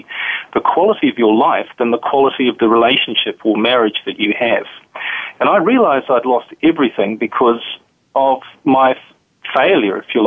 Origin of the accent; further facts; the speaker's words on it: New Zealand; now in Europe; As you can probably tell from my accent, I'm from a different part of the world. I'm from New Zealand originally. But I currently live in Europe